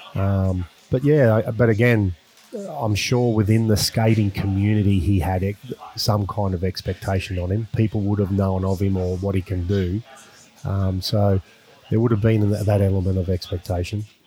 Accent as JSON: {"language": "English", "country": "Australia", "said": "being an Australian"}